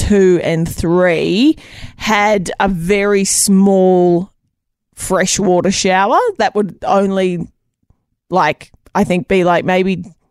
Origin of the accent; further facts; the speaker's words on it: Stanthorpe, Queensland, Australia; growing up in Stanthorpe, Queensland, coldest place in Queensland, and it was freezing during winter time, and we lived in this old shitty house.